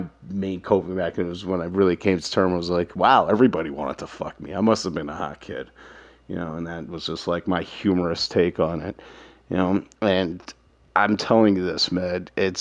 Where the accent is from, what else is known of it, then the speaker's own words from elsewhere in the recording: New York City, New York, United States; Growing up in Manhattan, my family had money